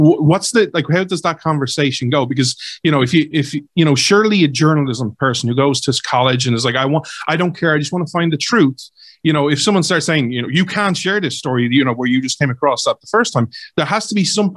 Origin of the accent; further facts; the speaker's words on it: Ireland; I'm Irish, I'm based in Ireland